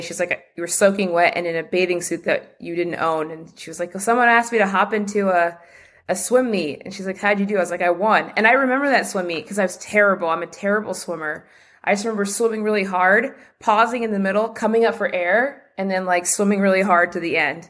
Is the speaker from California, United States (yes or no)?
yes; Los Angeles, California, United States; I grew up just near Dodger Stadium, not far from downtown L A in, in Mount Washington